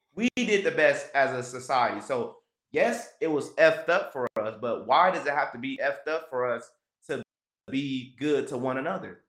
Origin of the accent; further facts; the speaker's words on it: Los Angeles, California, United States; me growing up in South Central and around a gang-infested area